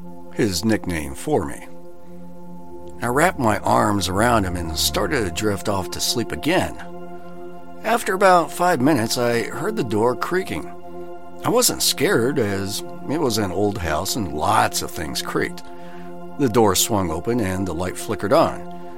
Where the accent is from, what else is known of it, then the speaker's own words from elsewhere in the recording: Australia; also born or lived in Japan; I grew up in Australia before going to high school in Japan. I had just graduated from high school and moved back to Cairns, Australia.